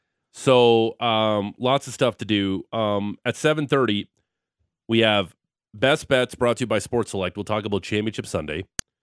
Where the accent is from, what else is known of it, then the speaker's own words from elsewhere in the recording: Niagara Falls, Ontario, Canada; I'm from Niagara Falls.